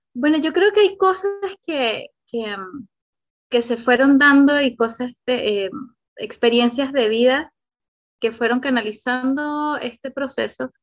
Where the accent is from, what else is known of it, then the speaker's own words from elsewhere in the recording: Venezuela; moved away as an adult; now in Chile; yo soy venezolana también, y todo este tema yo tuve que emigrar a Chile, hace ocho años que estoy en Chile